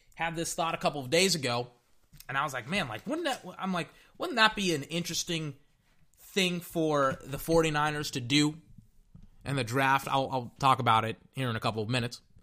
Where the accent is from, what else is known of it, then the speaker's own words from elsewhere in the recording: Texas, United States; I'm not from L A, I'm from Texas